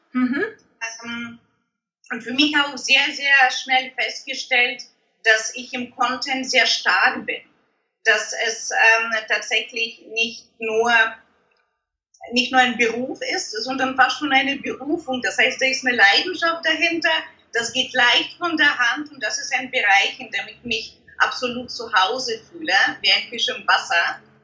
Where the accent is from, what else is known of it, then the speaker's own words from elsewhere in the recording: Germany; bei uns in Deutschland